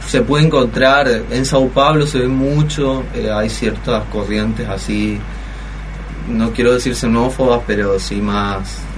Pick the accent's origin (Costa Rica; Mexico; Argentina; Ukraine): Argentina; soy, no era un argentino